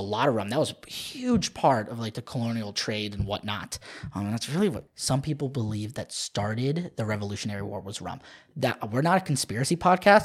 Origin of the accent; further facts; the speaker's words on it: Southern Maryland, United States; moved away; I loved growing up in Southern Maryland, right on the, right on the border of D C and Virginia.